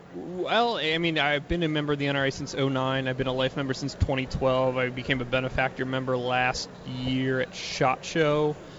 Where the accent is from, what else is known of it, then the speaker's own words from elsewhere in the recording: outside of Philadelphia, Pennsylvania, United States; I grew up outside of Philadelphia